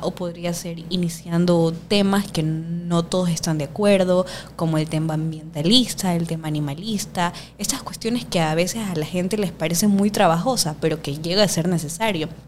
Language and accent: Spanish; Guayaquil, Guayas, Ecuador; soy guayaquileña, más guayaca que el encebollado